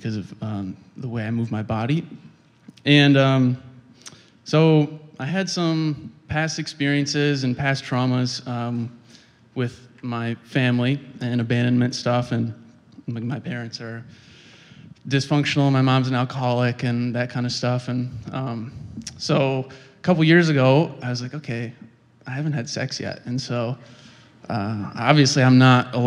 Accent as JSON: {"language": "English", "town": "Kalamazoo", "region": "Michigan", "country": "United States", "said": "I'm from Kalamazoo, Michigan"}